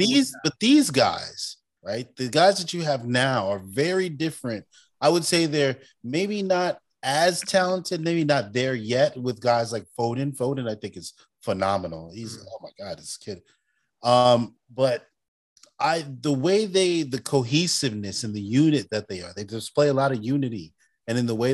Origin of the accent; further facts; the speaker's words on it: United States; Being American.